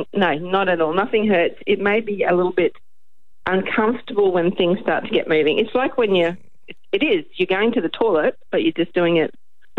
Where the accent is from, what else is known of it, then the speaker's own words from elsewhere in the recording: Rockhampton, Queensland, Australia; I grew up in Rockhampton